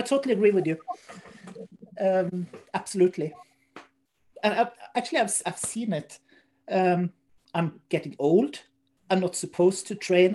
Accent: Norway; we in Norway

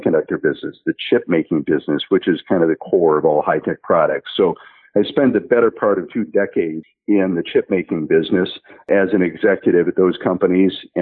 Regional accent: Traverse City, Michigan, United States; moved away as an adult; also born or lived in Boston; now in California, United States; I grew up in Michigan, of course, Michigan being the epicenter of the car industry. It's a great place to grow up. But I actually grew up about 150 miles north of Detroit. So I wasn't in the Detroit area, but grew up in a place called Traverse City

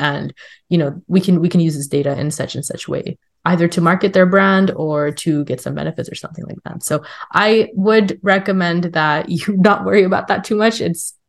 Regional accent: California, United States; I'm from California, and you would think, oh yeah, California is so liberal

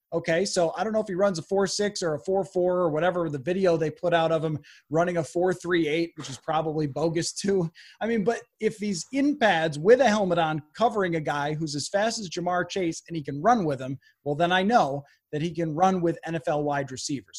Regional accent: Buffalo, New York, United States; I grew up in Buffalo

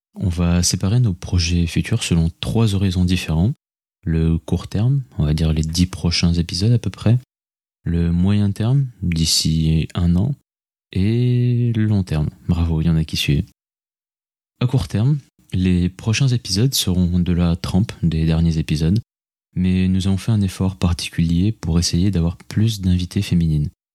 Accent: Senegal; moved away as an adult; also born or lived in Toulouse; Je suis né et j'ai grandi au Sénégal

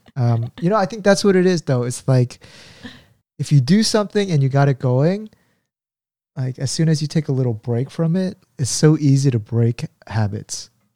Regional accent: United States; I grew up in the States

